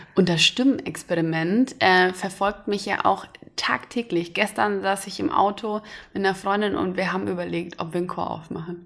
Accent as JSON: {"language": "German", "region": "Hesse", "country": "Germany", "moved": "yes", "lives_now": "Berlin, Germany", "said": "komme ich aus Hessen"}